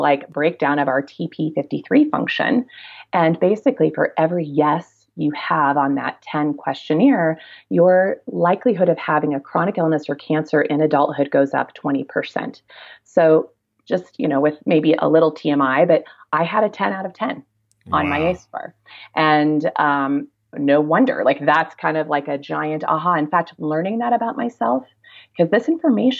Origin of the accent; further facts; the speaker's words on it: Kansas, United States; moved away; also born or lived in Durango, Colorado; I'm a kid from Kansas originally